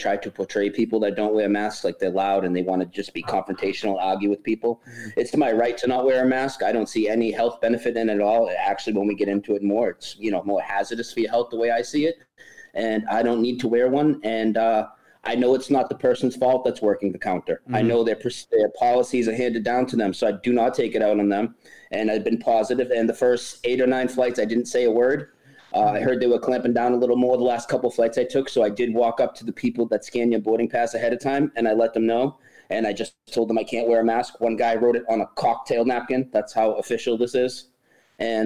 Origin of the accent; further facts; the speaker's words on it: near Boston, Massachusetts, United States; now in North Carolina, United States; I'm from near Boston. I moved to North Carolina like a month ago, but I'm in California right now